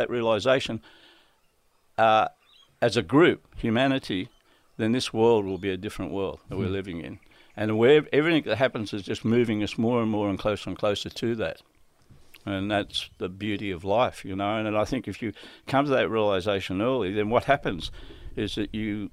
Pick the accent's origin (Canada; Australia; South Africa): Australia; Redfern, Maroubra, Central Coast, New South Wales; When I moved up from Maroubra, I moved from Redfern to Maroubra, and then I went to Maroubra Beach